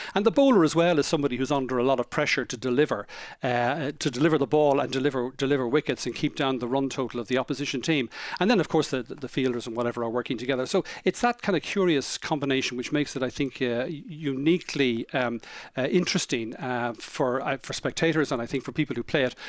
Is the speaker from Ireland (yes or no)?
yes; Ireland; as an Irish citizen, what this would mean for, from, for me, for my, for my family, for my children growing up in, uh, in this, uh, changed, uh, Ireland, and how much better it would be, hopefully, than the Ireland that we'd grown up